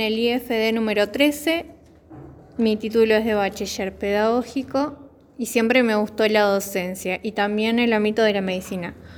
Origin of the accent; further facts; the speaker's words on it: Zapala, Neuquén, Argentina; soy de Zapala